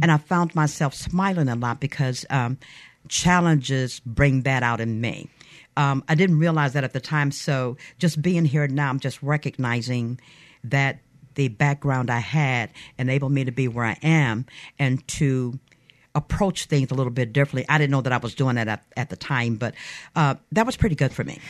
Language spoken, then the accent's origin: English; Mobile, Alabama, United States; I am originally from Mobile, born and bred